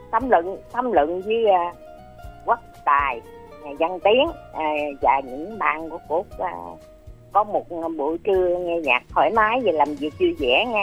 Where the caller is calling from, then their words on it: Đức Hòa, Long An, Vietnam; à cô út à, ở đức hòa long